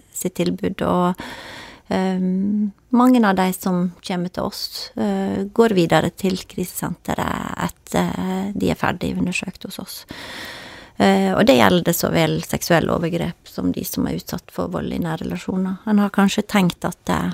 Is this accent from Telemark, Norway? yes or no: no; Førde, Vestland, Norway; also born or lived in Bergen; født og oppvokst i Førde.